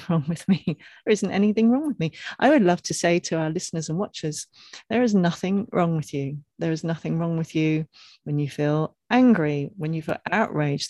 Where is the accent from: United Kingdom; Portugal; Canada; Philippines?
United Kingdom; England; growing up in England